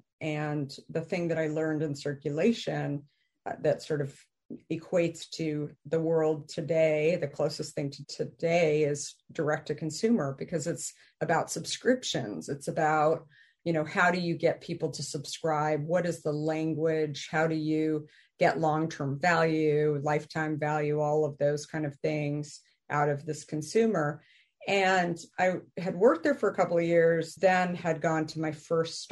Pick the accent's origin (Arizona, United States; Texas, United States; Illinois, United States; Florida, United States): Arizona, United States; moved away; also born or lived in New York / San Francisco; I grew up in Arizona